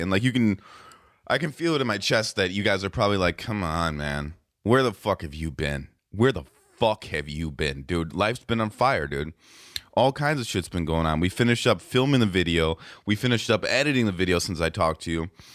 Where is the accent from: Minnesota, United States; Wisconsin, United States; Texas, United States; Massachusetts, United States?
Wisconsin, United States; Racine; We're from Racine